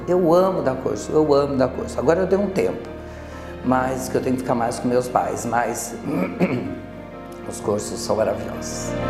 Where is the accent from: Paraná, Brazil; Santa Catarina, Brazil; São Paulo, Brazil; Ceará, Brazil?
São Paulo, Brazil; Osvaldo Cruz; moved away; A minha história começou aqui realmente em Sol do Cruz, pois eu nasci aqui. E a minha criação foi de uma família muito simples, muito normal, comum de uma cidade do interior